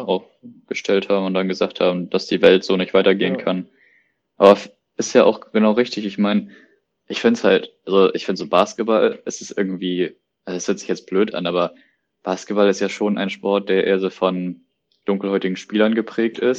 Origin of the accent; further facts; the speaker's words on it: Germany; als Deutscher